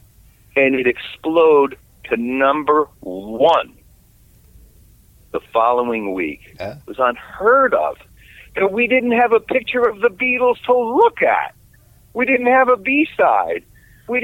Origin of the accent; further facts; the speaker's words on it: New York City, New York, United States; I'm born and bred in New York City